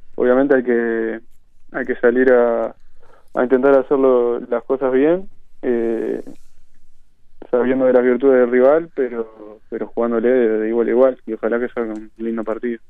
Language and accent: Spanish; Barrio Nuevo París, Montevideo, Uruguay; yo nací en Barrio La Valleja y, después con 7, 8 años me mudé a Barrio Nuevo París y desde entonces vivo, vivo ahí